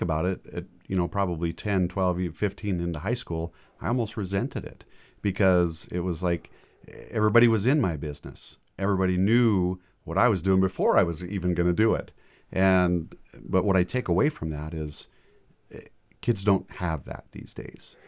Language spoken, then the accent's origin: English; Fairfield, Montana, United States; born and raised in Fairfield, Montana, small community, seven hundred people